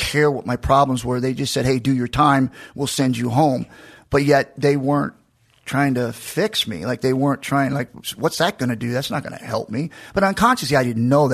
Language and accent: English; Macon, Georgia, United States; I was born in Georgia, in Macon, and I was at Warner Robins Hospital